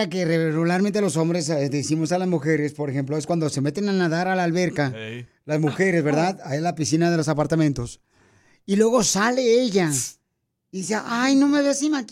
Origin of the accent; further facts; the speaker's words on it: Guadalajara, Jalisco, Mexico; now in United States; Porque aquí venimos de Guadalajara